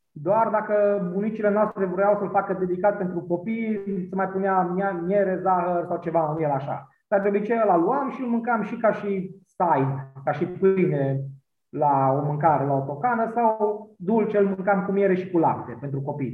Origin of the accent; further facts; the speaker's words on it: Maramureș County, Romania; now in Cluj-Napoca, Romania; eu vin din Maramureș, dar dintr-o zonă de Someș care duce spre satul mare acolo